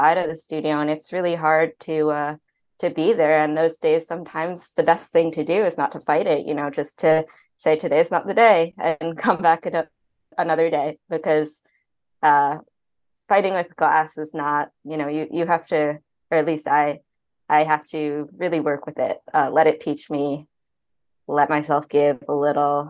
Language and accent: English; New York, United States; moved away as an adult; also born or lived in Chicago; now in Los Angeles, United States; growing up in New York, I've been there for many more years than I've been